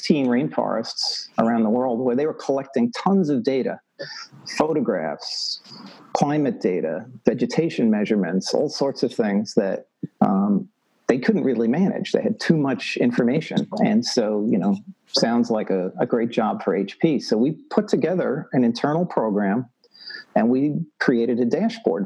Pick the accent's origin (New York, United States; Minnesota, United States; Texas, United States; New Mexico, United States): New York, United States; New York City; moved away; I'm originally from New York City, so I have no farming background, zero.